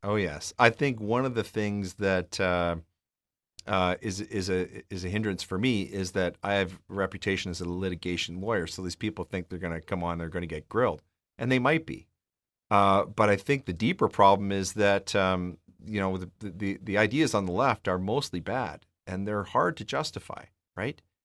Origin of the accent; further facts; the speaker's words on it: Edmonton, Alberta, Canada; I grew up in Edmonton